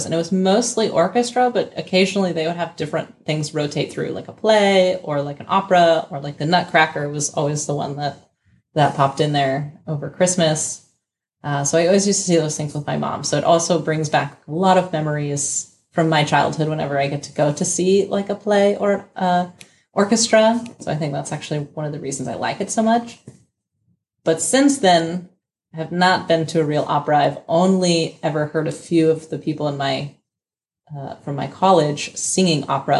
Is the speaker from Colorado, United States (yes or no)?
yes; Denver, Colorado, United States; now in Berlin, Germany; Because I'm from Denver, Colorado, okay. Not Berlin, even though it feels like that now that I've lived here.